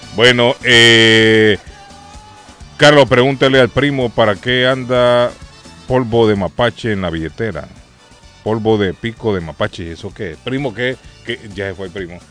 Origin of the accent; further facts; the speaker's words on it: Honduras; now in Boston, United States; En Honduras le llamábamos, recuerdo siendo niño